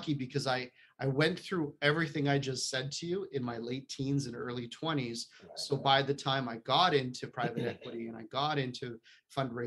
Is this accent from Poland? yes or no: yes; Poland; moved away; I'm not from around here. I was born in Poland, communist Poland.